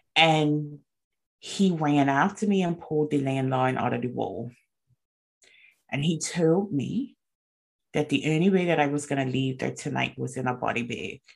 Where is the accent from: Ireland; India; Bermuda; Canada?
Bermuda; I was born and raised in Bermuda